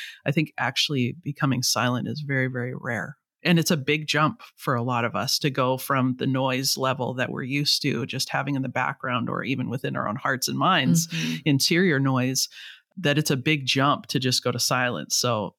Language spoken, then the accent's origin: English; Vancouver, British Columbia, Canada; So I'm from Vancouver in the west coast of Canada.